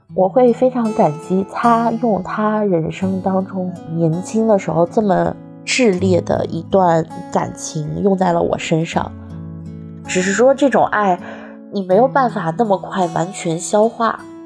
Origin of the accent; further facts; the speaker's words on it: Sichuan, China; now in Beijing, China; 我是四川人，今年三十五岁，生活在北京。目前从事的职业是品牌营销